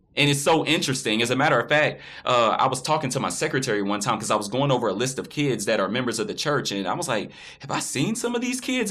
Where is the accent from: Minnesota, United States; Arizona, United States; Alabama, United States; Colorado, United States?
Alabama, United States; Florence; I was born and raised in Florence, Alabama.